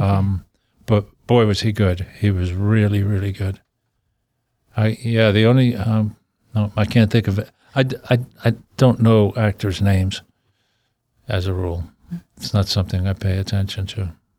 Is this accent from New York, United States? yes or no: yes; New York City, New York, United States; I was a guy from Brooklyn